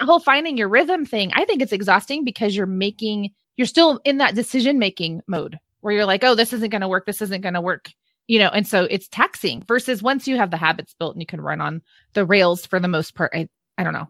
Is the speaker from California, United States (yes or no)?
yes; California, United States; being born and raised in California